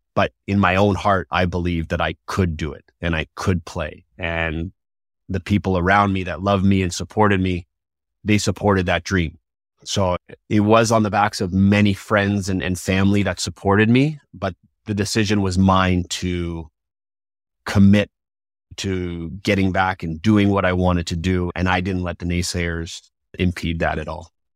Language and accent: English; Toronto, Ontario, Canada; growing up in Toronto